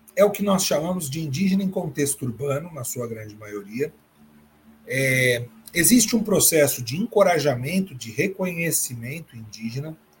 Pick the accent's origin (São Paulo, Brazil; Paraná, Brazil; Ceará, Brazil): São Paulo, Brazil; Retorno a São Paulo, minha terra natal